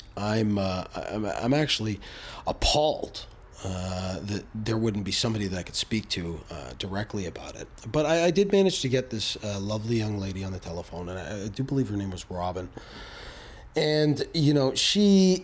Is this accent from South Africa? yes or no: no; Canada; as Canadian citizens